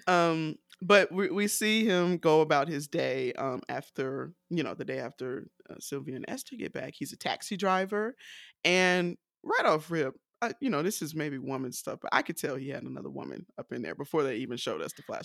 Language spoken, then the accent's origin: English; United States; I'm so American